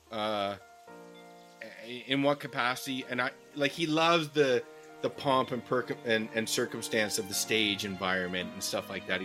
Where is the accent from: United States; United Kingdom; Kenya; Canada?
Canada; We're Canadian.